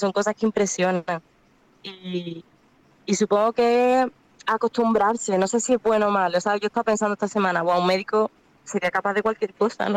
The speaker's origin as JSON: {"language": "Spanish", "town": "Málaga", "region": "Andalusia", "country": "Spain", "also_born_or_lived": "Cádiz", "moved": "yes", "said": "yo soy de Málaga, pero estudio en Cádiz"}